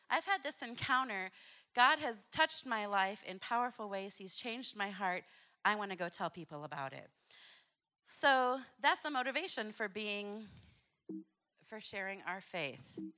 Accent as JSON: {"language": "English", "country": "Papua New Guinea", "tie": "born there", "said": "so like the video said, I was born in Papua New Guinea."}